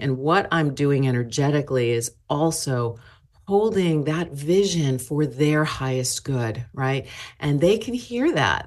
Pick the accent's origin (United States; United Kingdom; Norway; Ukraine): United States; Chicago, Illinois; now in Seattle, United States; I, I started out in Chicago.